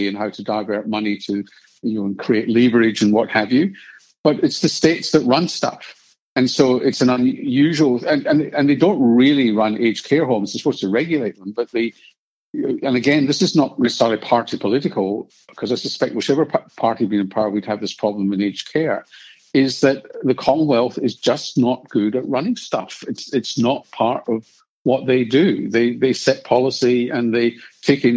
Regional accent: Scotland, United Kingdom; now in Australia; being born Scottish and Jewish

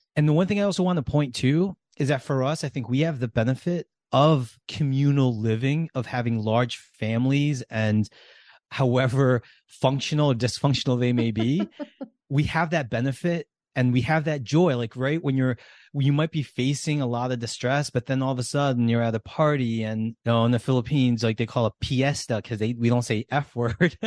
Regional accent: United States; how we grew up in America

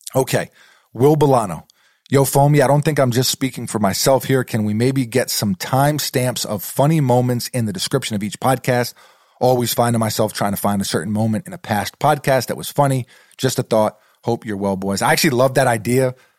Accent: New York City, New York, United States; moved away; growing up in New York City, sneakers are a part of the culture there

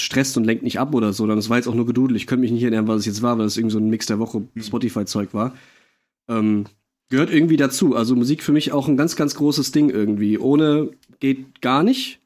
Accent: Monheim, Germany; aus meinem Heimatort, aus Monheim

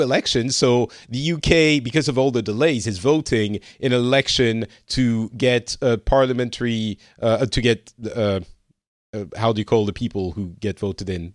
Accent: France; now in Finland; I'm From France, originally, I, uh, currently am residing in Finland

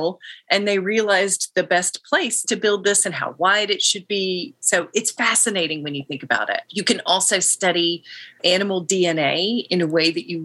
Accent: Tennessee, United States; my home state

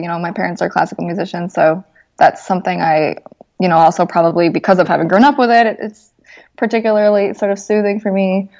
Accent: Mexico; also born or lived in Vermont, United States; Like, I grew up in Mexico. I was the only really white person in most of the schools that I was ever, you know, at. And then I went to Vermont for a few years, which is totally white. And then back to Mexico

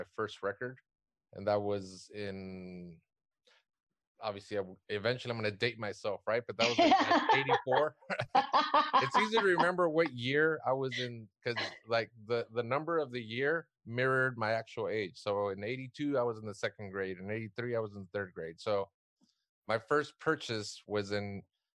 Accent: South Gate, California, United States; I grew up in Southgate, which is what, about 10 miles what's west east

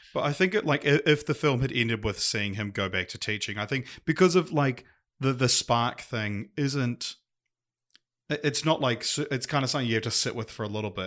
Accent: New Zealand; accent: Kiwi

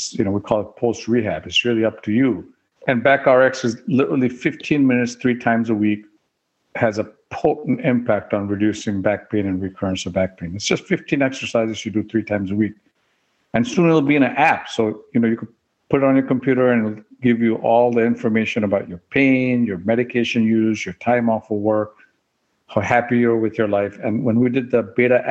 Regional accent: Oklahoma, United States; I grew up in Oklahoma

